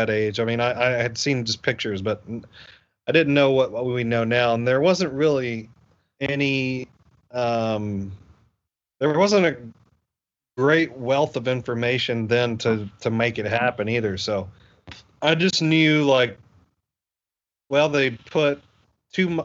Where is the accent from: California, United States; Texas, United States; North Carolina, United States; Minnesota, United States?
North Carolina, United States; Asheville; we had this festival in my hometown. I'm from Asheville, North Carolina